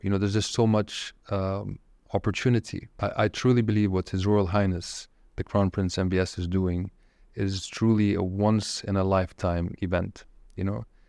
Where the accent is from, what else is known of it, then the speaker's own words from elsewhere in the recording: Saudi Arabia; moved away; also born or lived in Japan; you and I grew up in Saudi Arabia, it was a different Saudi Arabia